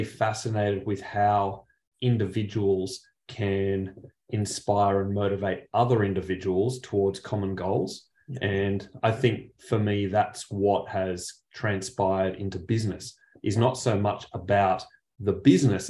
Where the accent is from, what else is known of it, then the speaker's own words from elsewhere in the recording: Penrith, New South Wales, Australia; I actually grew up, if anyone's familiar with Sydney, grew up back in the Riff, Penrith